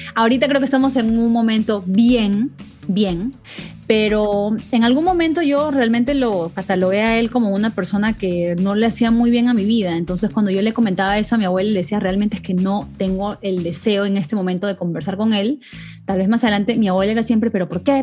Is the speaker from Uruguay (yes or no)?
no; Peru; en una sociedad como la latina, como la peruana, que es donde, bueno, donde yo me crié